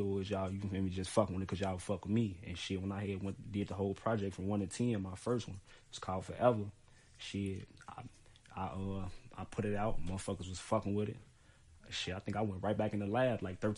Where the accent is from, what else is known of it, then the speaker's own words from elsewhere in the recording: Chicago, Illinois, United States; I'm from West Side Chicago, North Avenue to be exact